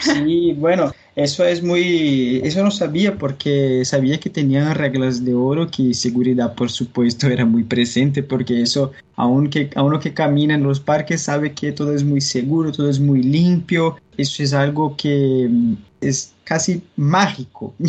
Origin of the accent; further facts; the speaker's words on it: Brazil; Spanish is a second language; yo soy brasileño